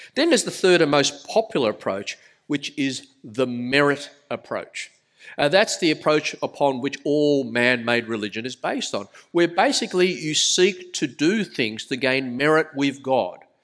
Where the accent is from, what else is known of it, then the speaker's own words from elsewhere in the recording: Sydney, New South Wales, Australia; accent: thick Australian; I was born in Australia. You can tell by the rather thick accent, but my parents were migrants, migrants from Malaysia